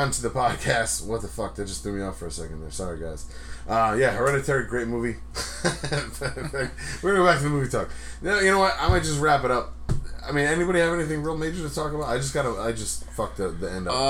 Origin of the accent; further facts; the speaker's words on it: Rhode Island, United States; accent: Rhode Island; my Rhode Island accent's coming out strong.